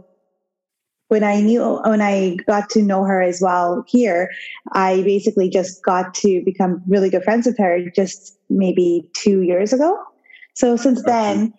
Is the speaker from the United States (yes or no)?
no; Kenya; now in Canada; I was born in Africa, Kenya